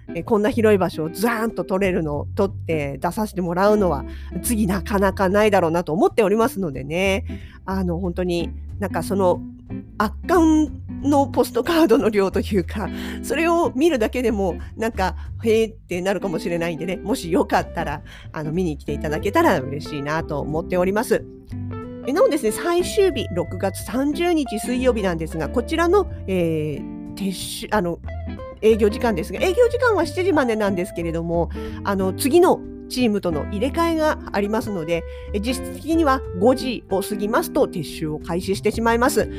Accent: Sapporo, Hokkaido, Japan; 私たち札幌市民

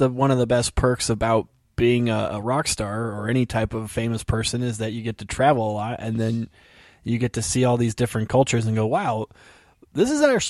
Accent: California, United States; Not just because I'm from California.

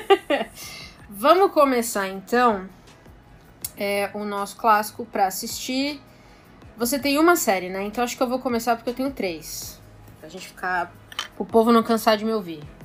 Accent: São Paulo, Brazil; eu sou de São Paulo

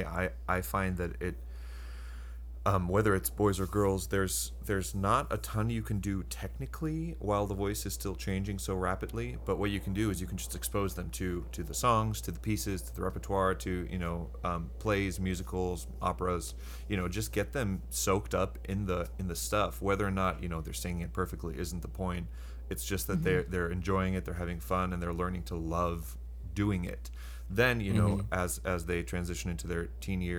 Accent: Iceland; moved away as an adult; now in United States; I grew up in Iceland. My mother's Icelandic, so I didn't move to the States till I was 21.

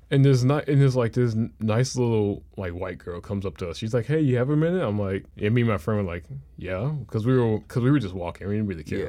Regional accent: Memphis, Tennessee, United States; growing up in Memphis

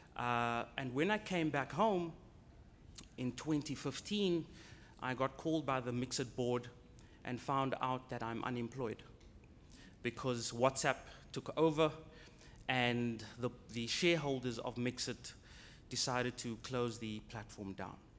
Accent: Cape Town, Western Cape, South Africa; I'm from Cape Town.

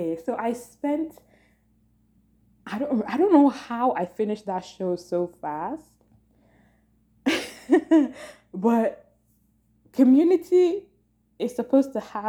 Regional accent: Nigeria; because I'm a Nigerian, well, I'm a Yoruba person

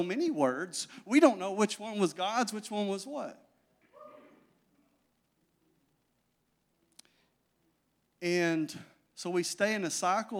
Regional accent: Magnet Cove, Arkansas, United States; I'm from Magnet

